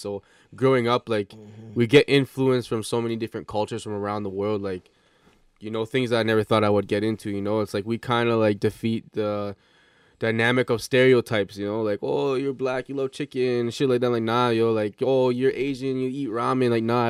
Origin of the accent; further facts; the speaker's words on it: Hamilton, Ontario, Canada; And yeah, born and raised in Hamilton.